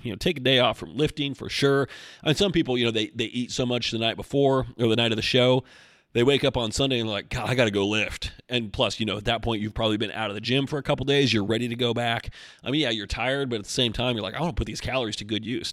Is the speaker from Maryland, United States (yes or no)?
no; Oregon, United States; now in Asheville, United States; I'm from Oregon